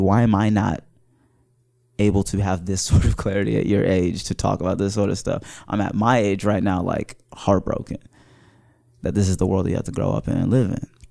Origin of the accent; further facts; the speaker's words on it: Wooster, Ohio, United States; also born or lived in Mauritania; I was, uh, raised in Worcester, Ohio